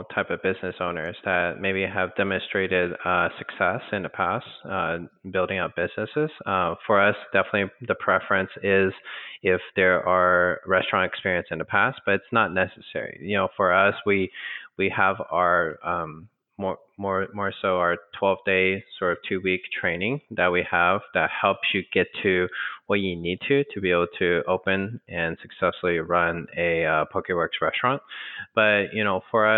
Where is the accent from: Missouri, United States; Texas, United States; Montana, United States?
Texas, United States; moved away as an adult; I was born in Texas myself, but I grew up mostly in Texas, but after college, everywhere else.